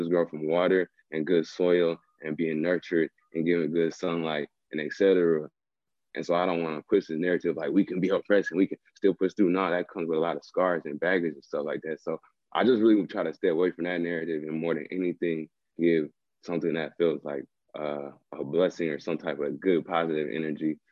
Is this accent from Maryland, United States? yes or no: no; Minneapolis, Minnesota, United States; I'm from South Minneapolis. I'm from like the corner where George Floyd died, like the corner store where George Floyd died. I'm from like that block.